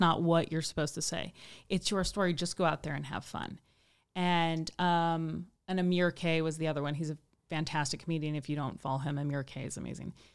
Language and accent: English; Midwest, United States; moved away as an adult; also born or lived in Kansas City; now in Los Angeles, United States; I'm from the Midwest